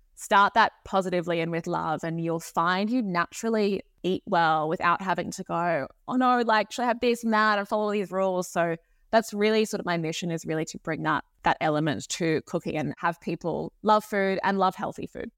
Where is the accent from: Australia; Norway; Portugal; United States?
Australia; Sydney, New South Wales; I grew up in Sydney in Australia